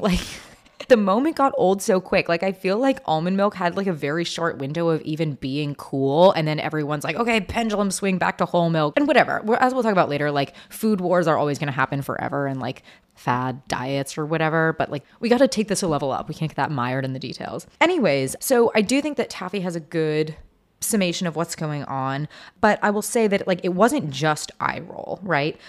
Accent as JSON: {"language": "English", "town": "Seattle", "region": "Washington", "country": "United States", "tie": "born or raised there", "said": "I grew up in Seattle"}